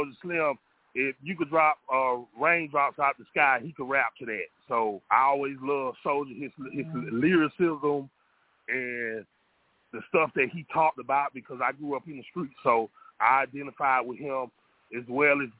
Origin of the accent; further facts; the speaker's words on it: Pensacola, Florida, United States; I'm from Pensacola, Florida, but my family is from Yonkers, New York